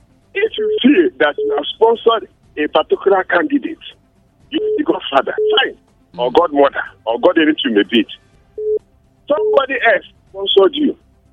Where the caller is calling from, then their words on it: Plateau, Nigeria; I'm calling from Obolo Major School in Anglo Church, Plateau State, Nigeria.